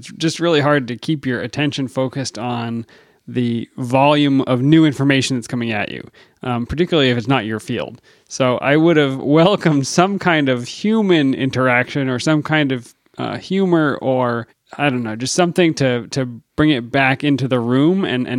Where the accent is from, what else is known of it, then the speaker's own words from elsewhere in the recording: Virginia, United States; accent: Virginia; Say it with my Virginia accent.